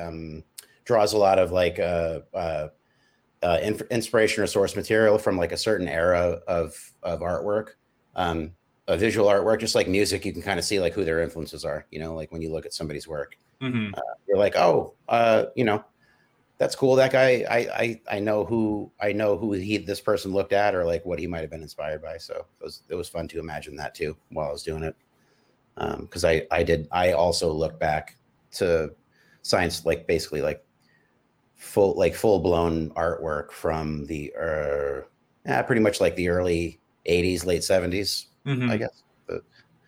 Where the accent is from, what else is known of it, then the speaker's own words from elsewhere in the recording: San Francisco, California, United States; I grew up in San Francisco on a hill called Potrero Hill